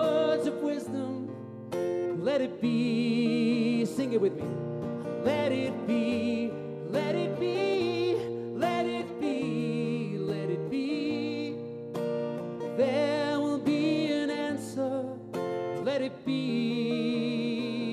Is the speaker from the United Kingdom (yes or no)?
yes; Liverpool, North West England, United Kingdom; I came all the way from Liverpool